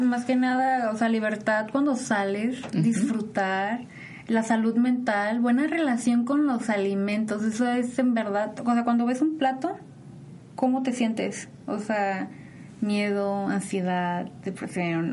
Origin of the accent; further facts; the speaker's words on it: Mexico; somos mexicanos